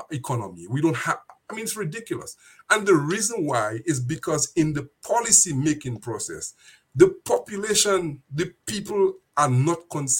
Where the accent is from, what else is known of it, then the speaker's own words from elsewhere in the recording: Dominica; one of my friends I went to school with. We grew up in Dominica together